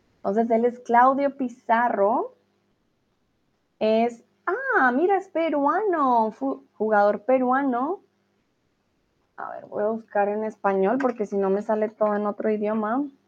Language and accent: Spanish; Colombia; moved away; los colombianos